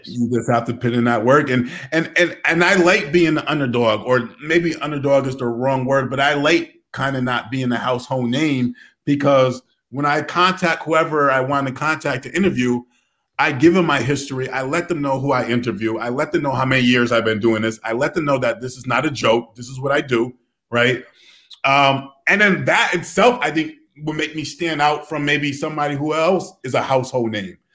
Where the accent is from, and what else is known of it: Connecticut, United States; also born or lived in Providence, Rhode Island